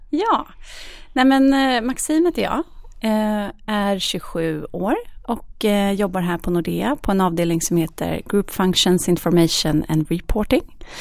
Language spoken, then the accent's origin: Swedish; Oslo, Norway; now in Stockholm, Sweden; både min mamma och jag är från Oslo så har ju vi våra familjer där